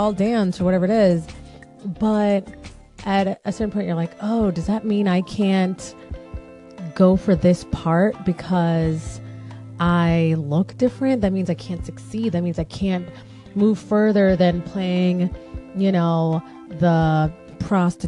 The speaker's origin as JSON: {"language": "English", "country": "Jamaica", "said": "it's more so Caribbean because I'm Jamaican"}